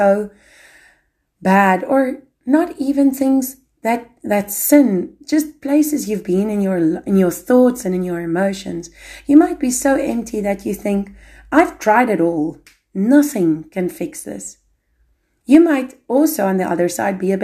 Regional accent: South Africa; moved away; I'm African, I'm South African

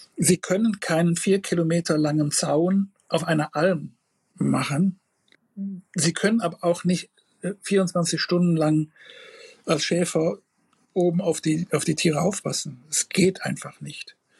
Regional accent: Rhineland, Germany; bei uns im Rheinland

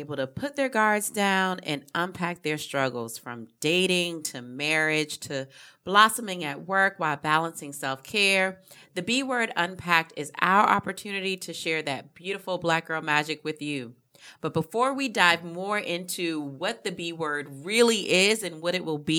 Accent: Hollywood, South Carolina, United States; So I'm from Hollywood, South Carolina, born and raised.

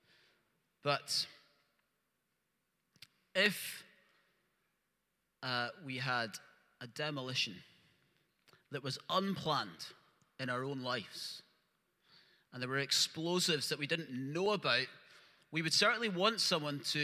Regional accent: Lenzie, Scotland, United Kingdom; I grew up in Lindsay

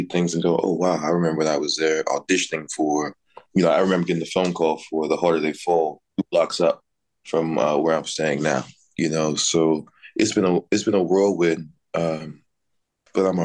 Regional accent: Dallas, Texas, United States; moved away; I grew up in Texas and spent my time between, you know, Dallas and our family farm down in central Texas

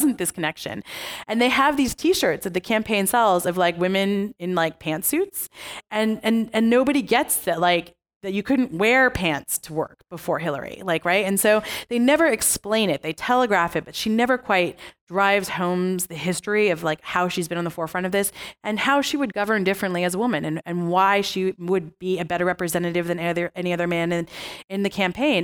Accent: United States; I was born in America, so I'm an American

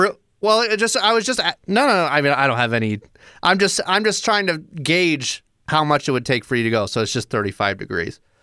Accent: Des Moines, Iowa, United States; in my hometown of Des Moines

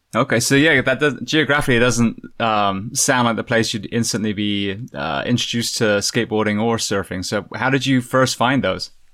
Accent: Bath, South West England, United Kingdom; I'm from Bath originally

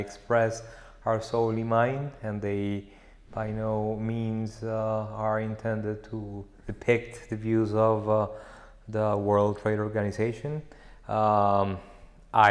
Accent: Bogotá, Colombia; moved away as an adult; now in Geneva, Switzerland; I grew up in Bogota, but from my mother's side, they come from a town by the River Magdalena in Colombia

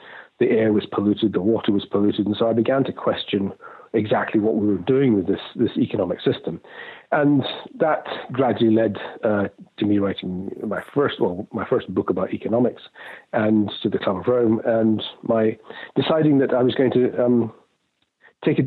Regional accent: Scotland, United Kingdom; moved away as an adult; also born or lived in London / Hong Kong / Singapore; I was born in Scotland, brought up there

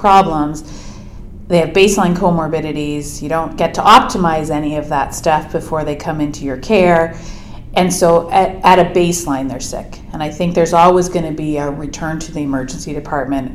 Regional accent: Oakville, Ontario, Canada; also born or lived in Edmonton, Alberta / Waterloo, Ontario; I grew up in Ontario, mostly in Oakville, just outside of Toronto

